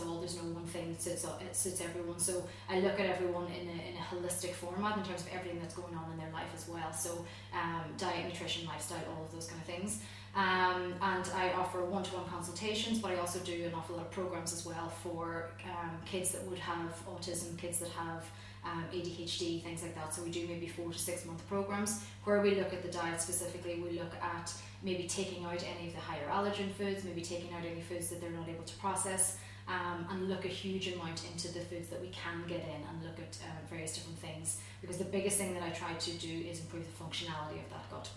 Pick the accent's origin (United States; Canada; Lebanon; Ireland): Ireland; Donegal, Ulster; also born or lived in Galway; I grew up in Donegal. I grew up on a farm